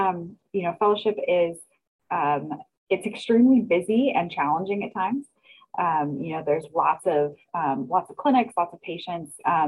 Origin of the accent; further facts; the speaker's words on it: Oregon, United States; moved away as an adult; now in Omaha, United States; I'm one of the second year infectious diseases fellows. And I am not from Nebraska. I grew up in Oregon and did my residency and medical school and residency out there.